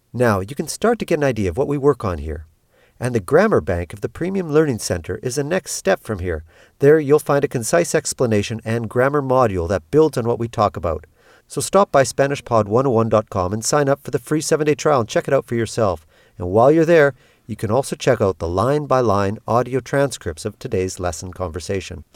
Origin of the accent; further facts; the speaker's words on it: Canada; moved away as an adult; now in Peru; I'm Canadian. I've been living in Peru since nineteen ninety-five